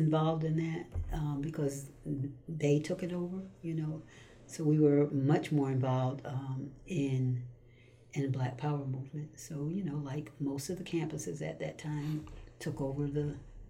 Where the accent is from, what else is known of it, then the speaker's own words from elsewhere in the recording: Stamford, Connecticut, United States; also born or lived in New York City, United States; Stamford, Connecticut.